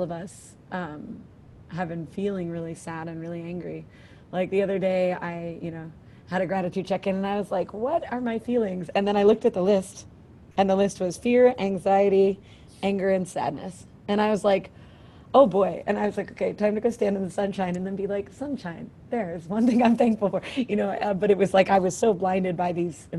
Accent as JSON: {"language": "English", "town": "Philadelphia", "region": "Pennsylvania", "country": "United States", "tie": "born or raised there", "moved": "as an adult", "lives_now": "Alaska, United States", "said": "growing up as a Philadelphian, you know, we had a lot of black white, you know, disparity, crazy race relations in Philadelphia"}